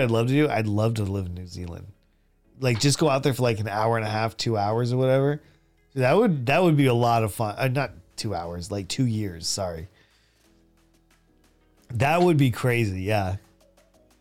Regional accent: United States; moved away as an adult; also born or lived in Saudi Arabia / South Korea / Philippines; As an American

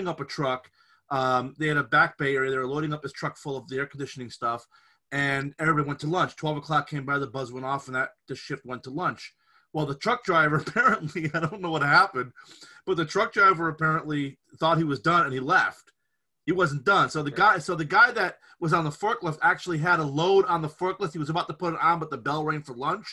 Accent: Scranton, Pennsylvania, United States; we grew up, where we grew up in Scranton, for people that might know the Scranton area, the west side of Scranton

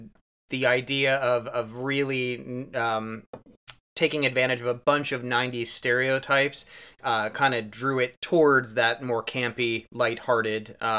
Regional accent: Cortland, Ohio, United States; I was more in Trumbull County than Mahoning when I was growing up.

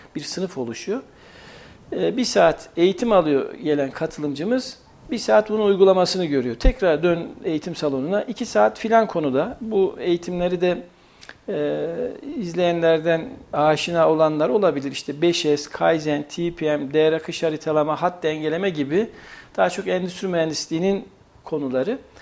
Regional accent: Kayseri, Kayseri Province, Turkey; also born or lived in Eskişehir; Kayseriliyim, Mimar Sinanlıyım.

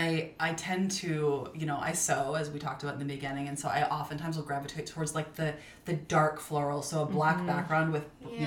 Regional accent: Minnesota, United States; now in California, United States; growing up in Minnesota was I spent all my time outside. We had 3 acres.

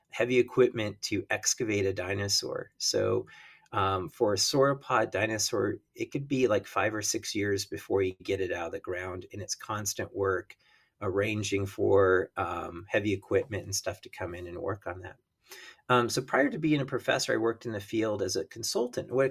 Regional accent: Rocky Mountains, United States; when I was a kid, I grew up in the in the Rocky Mountains

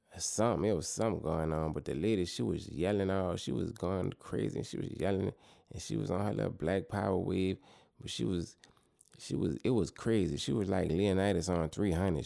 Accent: New Orleans, Louisiana, United States; my hometown city, New Orleans

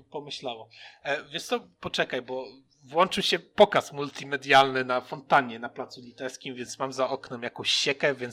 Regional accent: Lubelszczyzna, Lublin Voivodeship, Poland; dwóch boomerów z Lubelszczyzny witamy.

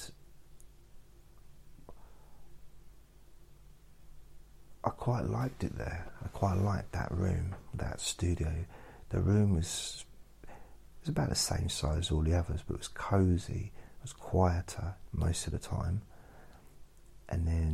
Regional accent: Suffolk, East of England, United Kingdom; moved away as an adult; also born or lived in London / Newcastle / Southend / Ireland; I was born in London. Then I lived in Newcastle, lived in Southend, and then I moved to Suffolk when I was 7, about that. And then I moved to London when I was 18.

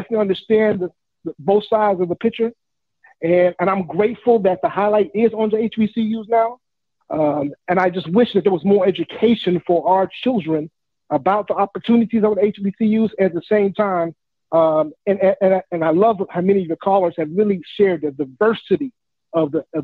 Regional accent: Jackson, Mississippi, United States; I'm from Jackson, so I'm a local.

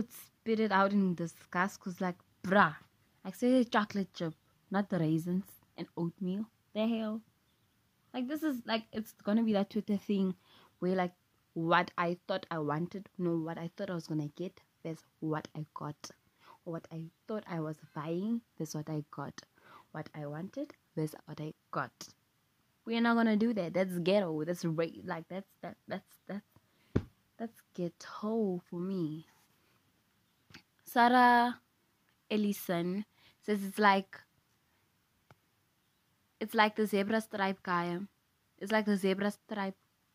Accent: South Africa; English is a second language; I'm South African, I'm not American

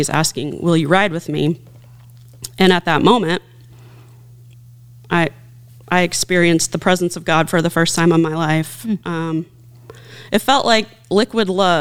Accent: Posey County, Indiana, United States; I grew up out in Posey County

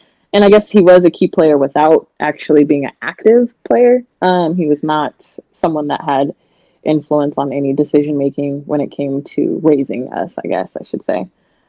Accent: Portland, Oregon, United States; born there; now in Hillsboro, United States; I was born in Portland, raised kind of all over. I'm 28. I have an 8-year-old son, and we're living in Hillsboro, Beaverton area of Oregon right now.

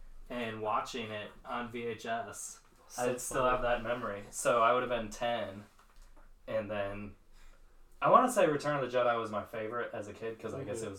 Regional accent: Oshkosh, Wisconsin, United States; growing up in Wisconsin, there was always like Packer fandom.

